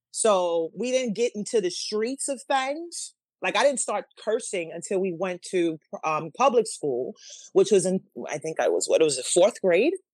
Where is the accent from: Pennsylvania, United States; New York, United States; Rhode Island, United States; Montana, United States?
New York, United States; New York City; moved away as an adult; also born or lived in Manhattan, New York / Harlem, New York; now in New Jersey, United States; I was two when we moved to the Bronx, and we moved to the Bronx, and that's where we stayed pretty much until my adult life when I moved here to New Jersey.